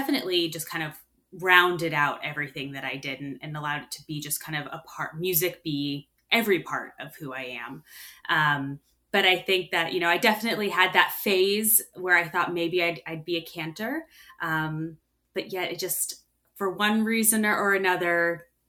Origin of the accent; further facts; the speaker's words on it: Holmdel, New Jersey, United States; I grew up in Holmdel, New Jersey